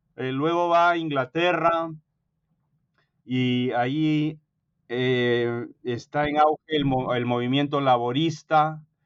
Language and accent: Spanish; Peru; moved away as an adult; now in United States; yo me crié en el Perú de padre peruano y madre norteamericana